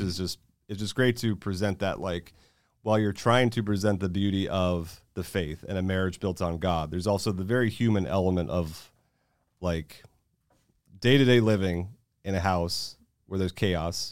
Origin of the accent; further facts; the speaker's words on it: Florida, United States; moved away as an adult; also born or lived in California; now in Texas, United States; I'm in Florida